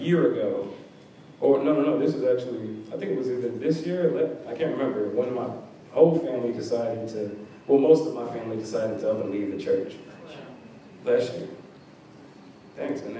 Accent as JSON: {"language": "English", "town": "Locust Grove", "region": "Georgia", "country": "United States", "tie": "born or raised there", "also_born_or_lived": "New Jersey / Texas / North Carolina", "said": "my whole family moved down to Locust Grove from the ages of 0 to 6"}